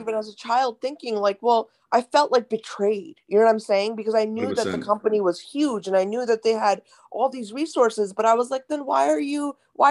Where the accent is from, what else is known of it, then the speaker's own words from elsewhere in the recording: India; I was raised in India